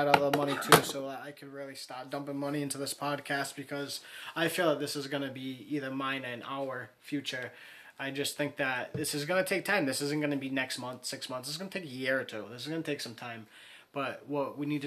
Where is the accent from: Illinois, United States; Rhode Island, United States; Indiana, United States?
Rhode Island, United States; Warwick; Warwick, Rhode Island